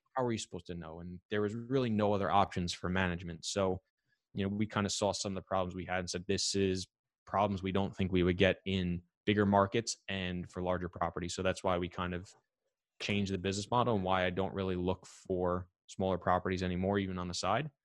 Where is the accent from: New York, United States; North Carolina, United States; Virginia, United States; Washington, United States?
New York, United States; I'm from New York